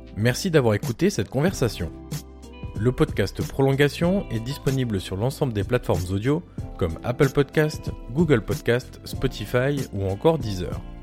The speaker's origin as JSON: {"language": "French", "town": "Auxerre", "region": "Bourgogne-Franche-Comté", "country": "France", "tie": "born or raised there", "said": "je suis originaire d'Auxerre."}